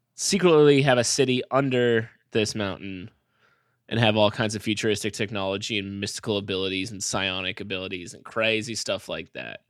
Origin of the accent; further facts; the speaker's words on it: Massachusetts, United States; I'm from Massachusetts, it's like a very all white town